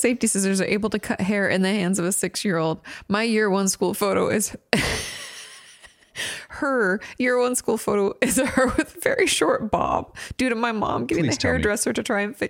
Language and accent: English; Australia; For context, I grew up in Australia and we wore uniforms to school.